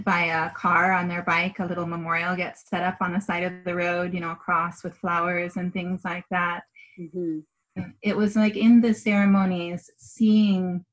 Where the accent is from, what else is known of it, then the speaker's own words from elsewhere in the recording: Washington, United States; moved away; where I grew up in Washington